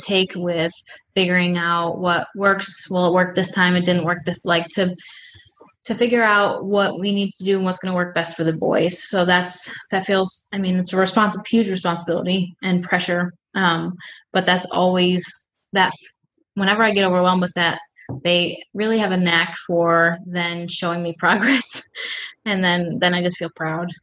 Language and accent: English; Buffalo, New York, United States; moved away as an adult; we're from Buffalo, New York, and all of our family and friends are there